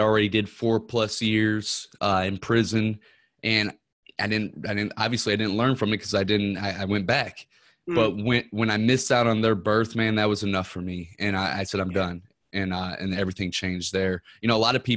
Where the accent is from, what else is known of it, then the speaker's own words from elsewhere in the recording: Ferguson, Missouri, United States; I'm from Ferguson, Missouri